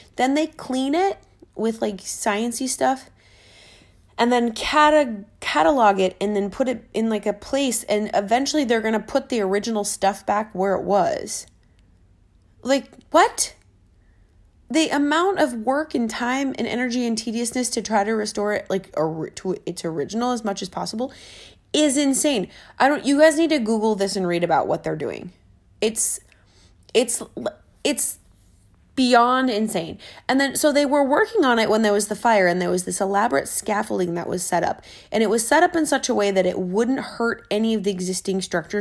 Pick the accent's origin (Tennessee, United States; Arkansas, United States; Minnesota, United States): Minnesota, United States; I'm from Minnesota.